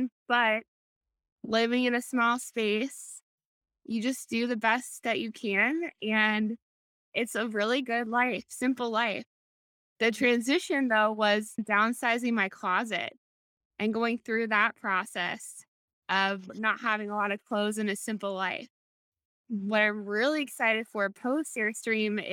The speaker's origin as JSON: {"language": "English", "region": "Ohio", "country": "United States", "also_born_or_lived": "Dublin, Ohio / San Diego", "moved": "as an adult", "lives_now": "North Carolina, United States", "said": "I was from Ohio. I lived there 27 years"}